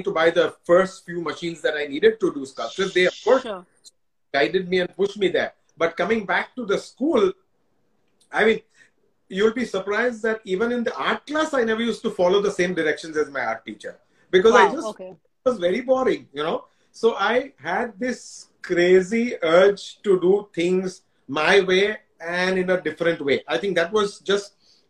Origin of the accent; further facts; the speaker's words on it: Mumbai, Maharashtra, India; I grew up in the Parsi colony